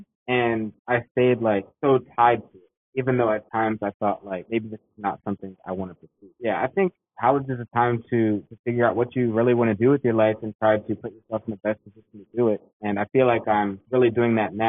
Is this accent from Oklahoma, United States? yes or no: no; Annapolis, Maryland, United States; Sura Sona, who I grew up with in Annapolis, Maryland